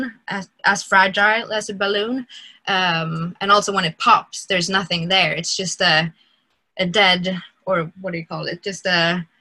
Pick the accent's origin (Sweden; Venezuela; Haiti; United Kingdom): Sweden; Stockholm, Stockholm County; I grew up in Stockholm, and in the Stockholm church